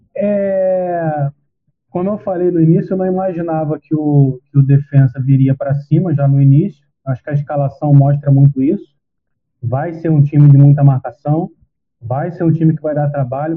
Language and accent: Portuguese; Rio de Janeiro, Brazil; moved away; era quase a minha terrinha lá, porque eu morava na divisa, morava num bairro que fazia divisa com Nova Iguaçu e Belfor Roxo